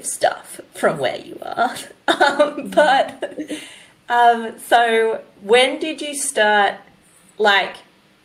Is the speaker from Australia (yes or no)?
yes; New South Wales, Australia; I'm from New South Wales